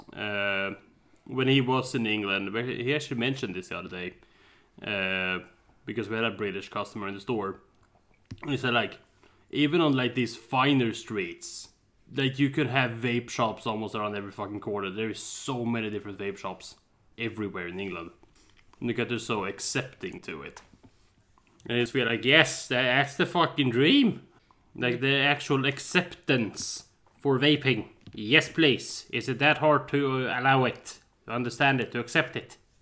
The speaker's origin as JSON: {"language": "English", "country": "Sweden", "tie": "born or raised there", "said": "I'm born and raised in Sweden"}